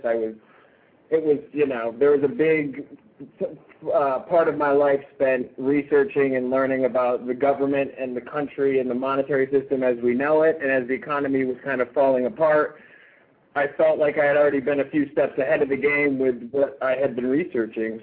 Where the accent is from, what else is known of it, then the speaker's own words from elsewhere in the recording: Rochester, New York, United States; now in Los Angeles, United States; I was born and raised in Rochester, New York